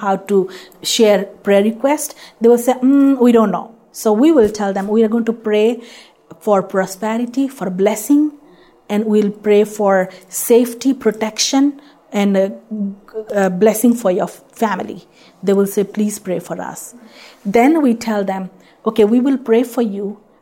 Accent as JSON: {"language": "English", "country": "India", "moved": "yes", "lives_now": "United States", "said": "I'm an Indian"}